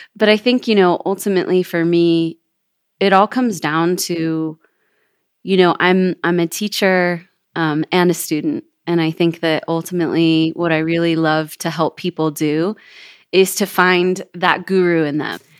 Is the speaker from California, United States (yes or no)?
yes; Kelseyville, California, United States; moved away as an adult; now in Jackson Hole, United States; I was born and raised in Northern California